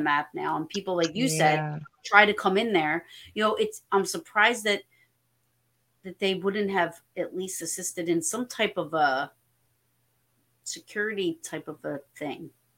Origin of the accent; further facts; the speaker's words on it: New Jersey, United States; I'm from New Jersey. Can you only imagine?